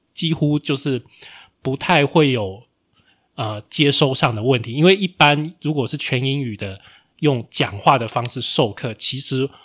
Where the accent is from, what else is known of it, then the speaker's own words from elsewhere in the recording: Taiwan; 身为台湾人